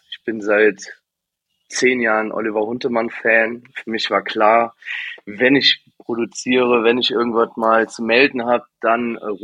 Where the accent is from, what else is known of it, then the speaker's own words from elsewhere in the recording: Cologne, North Rhine-Westphalia, Germany; Köln ist auch irgendwie ein Dorf, ne? dieses Klüngeln, wie man es bei uns nennt